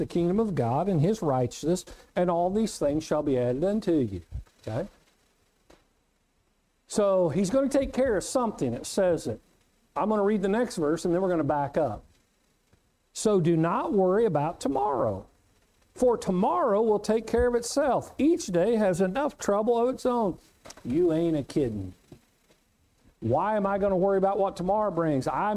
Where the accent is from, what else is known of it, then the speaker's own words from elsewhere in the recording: Winfield, Kansas, United States; when I was a kid growing up in Winfield, Kansas